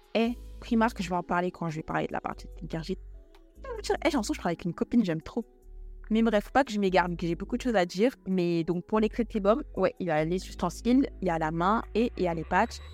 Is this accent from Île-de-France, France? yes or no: yes; Paris, Île-de-France, France; je vous donne des adresses sur Paris, parce que je suis parisienne